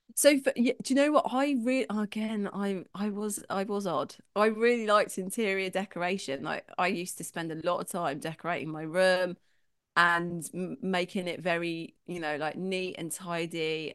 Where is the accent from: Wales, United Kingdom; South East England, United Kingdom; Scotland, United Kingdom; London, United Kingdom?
London, United Kingdom; 'cause I'm from London, grew up in London